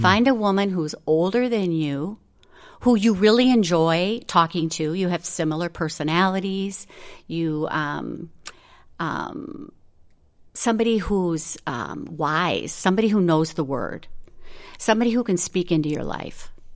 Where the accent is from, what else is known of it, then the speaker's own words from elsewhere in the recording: Minnesota, United States; moved away as an adult; also born or lived in the Carolinas; I grew up in Minnesota. I've always lived in Minnesota